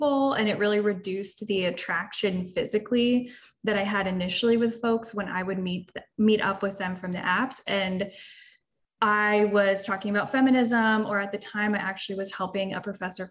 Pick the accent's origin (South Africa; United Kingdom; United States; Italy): United States; Florida; we're both from Florida